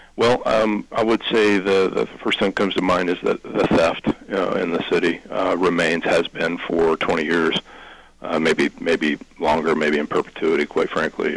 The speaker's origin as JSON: {"language": "English", "town": "Albany", "region": "Ohio", "country": "United States", "tie": "born or raised there", "also_born_or_lived": "Nelsonville, Ohio", "said": "I'm a, a lifelong Athens County native. I was born in Nelsonville, uh, raised in Albany."}